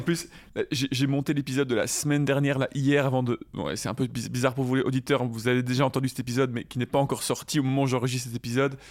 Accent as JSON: {"language": "French", "country": "Belgium", "said": "on est belge"}